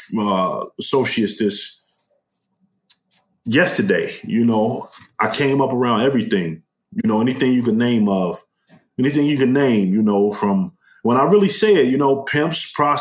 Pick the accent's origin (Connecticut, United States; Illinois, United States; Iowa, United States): Illinois, United States; Chicago; West Garfield Park, also known as K-Town? That's the area I'm from.